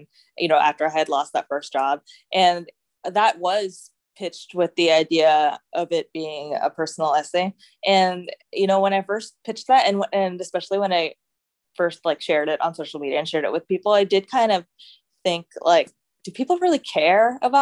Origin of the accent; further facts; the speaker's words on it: Houston, Texas, United States; moved away as an adult; also born or lived in New York City; the predominantly white neighborhood that I grew up in here in Houston